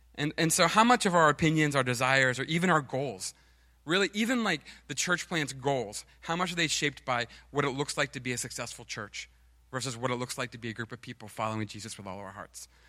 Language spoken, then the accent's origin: English; United States